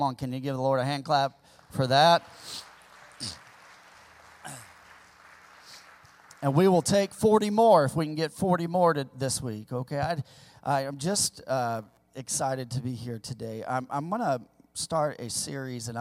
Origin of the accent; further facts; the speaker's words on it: the Ozarks, Missouri, United States; moved away; also born or lived in California; I grew up in my formidable years, my elementary years. I grew up in Missouri, in kind of the sticks of Missouri, the Ozarks. I'm an old Ozark boy